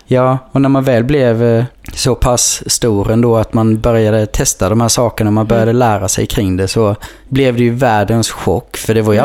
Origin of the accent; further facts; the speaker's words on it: Kallinge, Blekinge, Sweden; för mig nere i Kallinge där jag växte upp